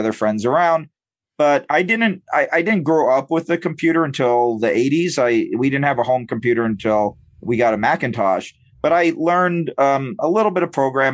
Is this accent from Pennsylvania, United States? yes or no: no; San Diego, California, United States; I grew up in San Diego and I went to Comic-Con every year